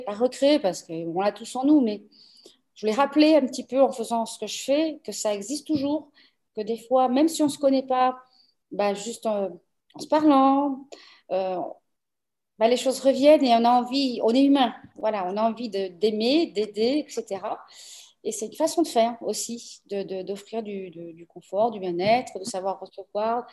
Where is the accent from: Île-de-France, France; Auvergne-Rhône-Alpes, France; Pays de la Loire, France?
Île-de-France, France; Paris; moved away as an adult; also born or lived in Aveiro, Portugal; now in Portugal; je suis née au Portugal, partie en France euh, âgée de 15 jours. Donc, j'ai eu 47 ans de vie à Paris